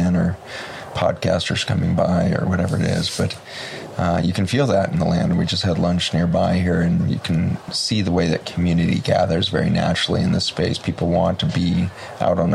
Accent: Boulder, Colorado, United States; I was born in Boulder, Colorado

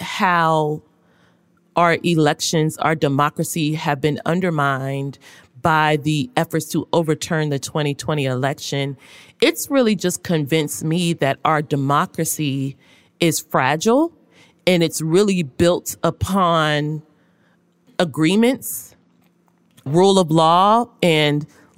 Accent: Louisville, Kentucky, United States; I am from Louisville, Kentucky. I went to Florida A&M, and then I started my career at a relatively small newspaper in Jacksonville, Florida.

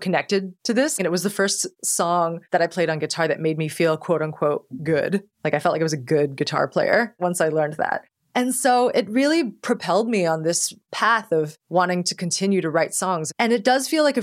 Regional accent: Arizona, United States; also born or lived in Hawaii / Singapore / Hong Kong; So I was born in Hawaii and raised in Arizona.

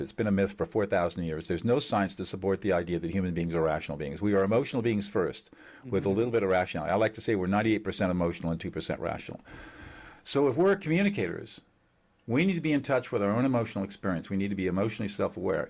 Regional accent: Southern California, United States; I was born in Southern California

